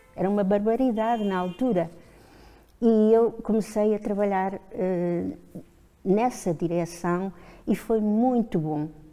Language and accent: Portuguese; Pico, Azores, Portugal; moved away; also born or lived in Lisbon / Bragança / Guimarães; nasci no Pico e vim para Lisboa estudar, depois casei, fui para Bragança